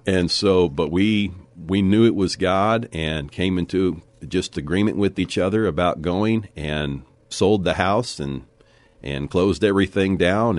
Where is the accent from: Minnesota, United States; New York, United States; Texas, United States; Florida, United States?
Texas, United States; Leakey; also born or lived in Corpus Christi, Texas; I was, uh, born in Corpus Christi, Texas. So I'm a native Texan, and I was raised in the Texas Hill Country, uh, and went to school in Lakey, Texas, and graduated there